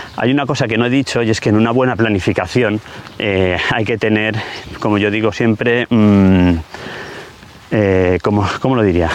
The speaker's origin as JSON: {"language": "Spanish", "town": "Ibi", "region": "Valencian Community", "country": "Spain", "said": "mi pueblo, en Ibi"}